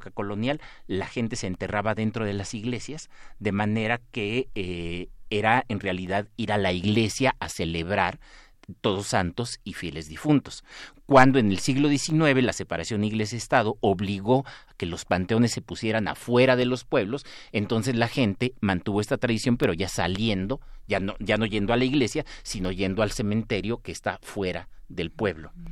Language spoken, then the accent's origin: Spanish; Mexico; nos da identidad como mexicanos.